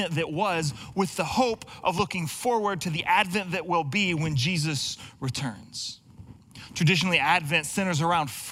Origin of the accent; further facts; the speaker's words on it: Texas, United States; now in Pacific Northwest, United States; I'm not originally from this area like so many of us, and I grew up in Texas